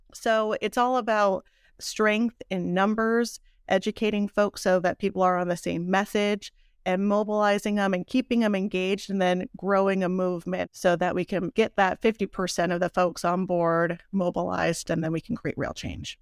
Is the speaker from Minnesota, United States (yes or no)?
no; South Pasadena, California, United States; moved away as an adult; now in Rosemead, United States; I'm from South Pasadena